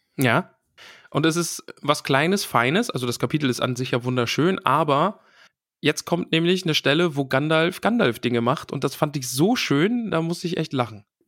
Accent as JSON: {"language": "German", "region": "East Germany", "country": "Germany", "said": "Ich bin ja aus dem Osten."}